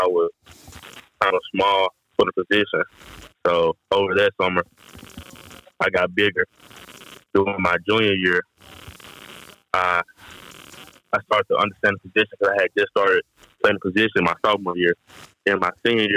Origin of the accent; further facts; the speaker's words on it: Arkansas, United States; playing in my home state, that was always – it's always been a dream, representing my home